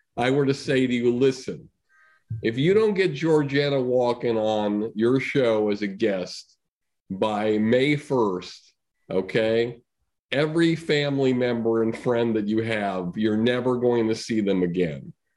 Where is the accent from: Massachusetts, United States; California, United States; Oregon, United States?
Massachusetts, United States; Longmeadow; I'm from Longmeadow, Massachusetts